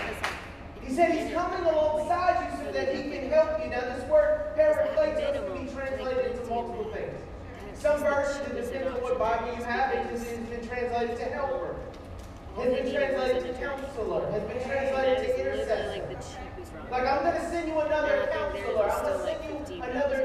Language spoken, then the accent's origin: English; Scott, Louisiana, United States; And so I grew up in Scott, Louisiana, right outside Lafayette